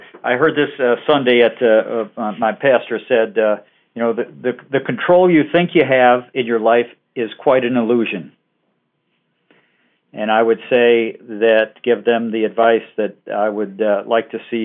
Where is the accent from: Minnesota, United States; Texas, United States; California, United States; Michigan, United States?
Michigan, United States; southeastern; moved away as an adult; also born or lived in Ohio / United Kingdom; I was born in Ohio, grew up in southeastern Michigan